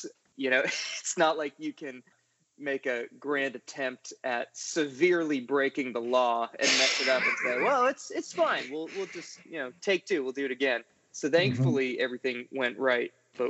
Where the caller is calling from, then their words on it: Nashville, Tennessee, United States; also born or lived in New England; I am calling from Nashville, Tennessee, in the United States of America, and we're beginning a very hot and humid week, which isn't much to the liking of my New England blood, but I'm slowly getting used to it.